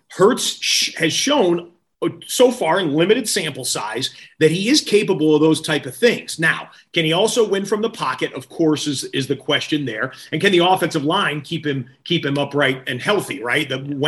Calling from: Los Angeles, California, United States; In fact, I'm joining you from Los Angeles, right? Hollywood, Tinseltown, all that.

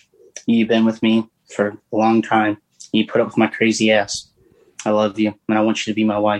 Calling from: Swannanoa, North Carolina, United States; I'm calling from Swannanoa, North Carolina, right outside of Asheville, North Carolina.

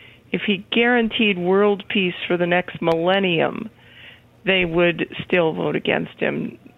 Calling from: British Columbia, Canada; Actually, I'm not in South Carolina. I'm in British Columbia, Canada.

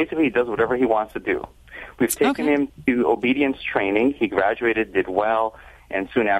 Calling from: Santa Barbara, California, United States; I'm Santa Barbara, California.

